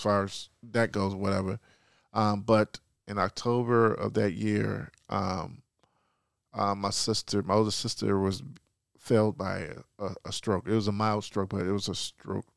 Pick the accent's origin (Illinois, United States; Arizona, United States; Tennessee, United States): Illinois, United States; Chicago; moved away; born and raised, uh, Southside Chicago, Chicago kid, Morgan Park High School